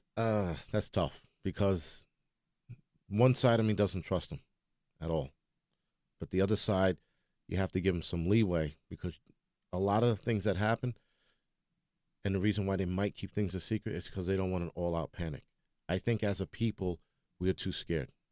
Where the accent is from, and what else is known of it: New York, United States